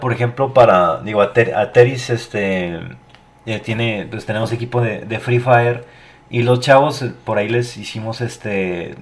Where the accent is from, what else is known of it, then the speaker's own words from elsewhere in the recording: Mexico; mi país